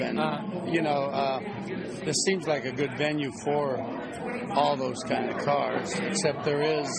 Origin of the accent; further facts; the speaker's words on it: Napa Valley, California, United States; Napa Valley.